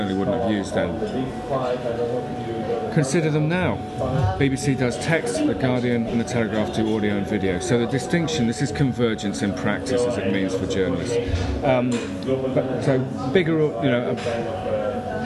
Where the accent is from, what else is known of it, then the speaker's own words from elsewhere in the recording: United Kingdom; as a Brit